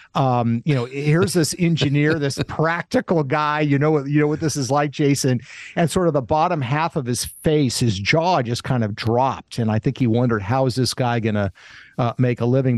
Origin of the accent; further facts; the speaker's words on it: Kent, Washington, United States; also born or lived in Springfield, Vermont; I was born in Springfield, Vermont, but when I was less than a year old, my parents moved to a town called Kent, Washington, which is outside of Seattle